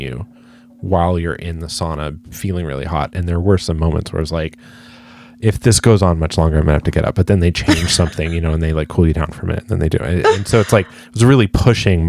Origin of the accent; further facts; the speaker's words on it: San Diego, California, United States; moved away; also born or lived in New Jersey; Growing up in San Diego